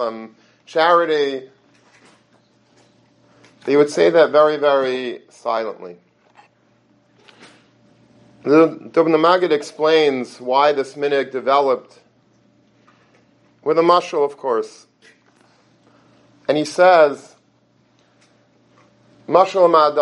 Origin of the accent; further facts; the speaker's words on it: Long Beach, United States; when I was a little boy growing up in Long Beach